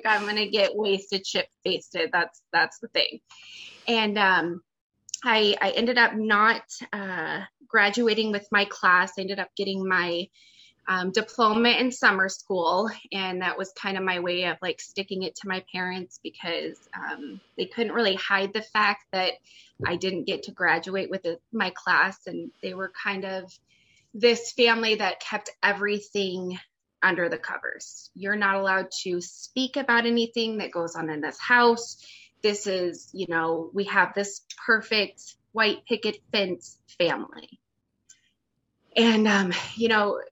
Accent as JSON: {"language": "English", "town": "Phoenix", "region": "Arizona", "country": "United States", "tie": "born or raised there", "said": "I grew up in a fairly affluent neighborhood in, it's called Ahwatukee. It's a suburb"}